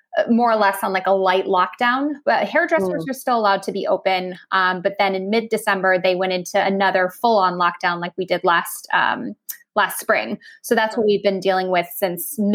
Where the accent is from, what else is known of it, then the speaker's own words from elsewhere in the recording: Minnesota, United States; moved away as an adult; now in Germany; I'm still a Minnesotan at heart.